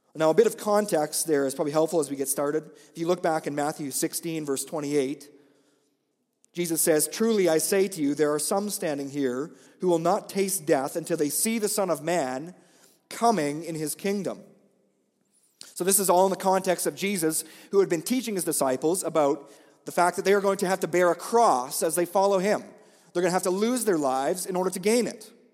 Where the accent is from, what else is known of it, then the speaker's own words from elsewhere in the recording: Olds, Alberta, Canada; moved away; I grew up here in Olds, so Olds is not unfamiliar territory for me.